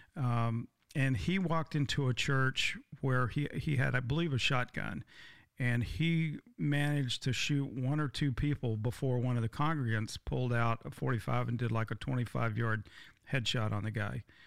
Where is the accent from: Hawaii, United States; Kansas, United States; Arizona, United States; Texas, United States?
Texas, United States; I grew up in Texas, I'm fifth generation Texas